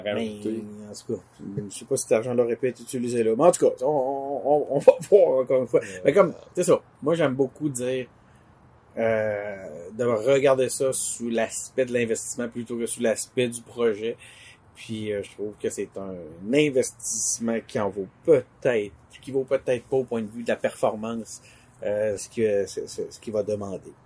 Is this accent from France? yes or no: no; Quebec City, Quebec, Canada; nous-mêmes, on est de Québec